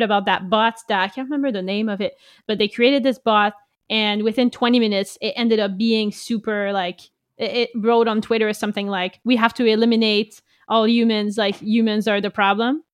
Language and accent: English; Canada; being French Canadian, we only had French books mostly